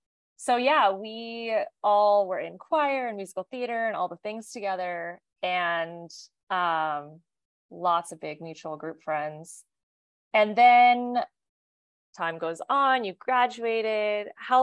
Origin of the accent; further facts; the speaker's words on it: Kansas City, United States; And we grew up together in Kansas City in the United States.